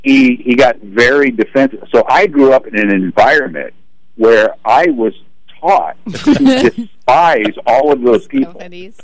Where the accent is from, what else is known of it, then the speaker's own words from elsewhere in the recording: Pekin, Illinois, United States; When I grew up in Pekin, Illinois